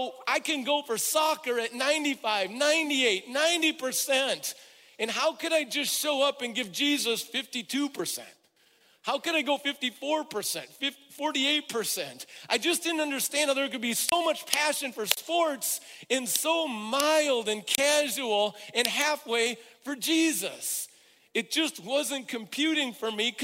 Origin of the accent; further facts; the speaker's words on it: Midwest, United States; I'm from the Midwest where there's a strong work ethic